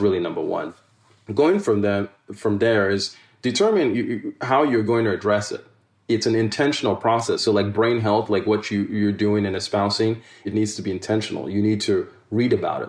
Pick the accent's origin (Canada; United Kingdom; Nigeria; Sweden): Nigeria; now in United States; If I had a challenge in school with a teacher or peer in Nigeria